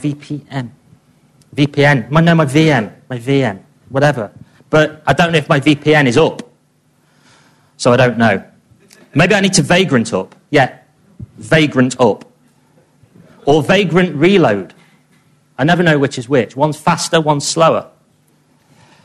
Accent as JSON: {"language": "English", "region": "England", "country": "United Kingdom", "said": "I'm obviously English"}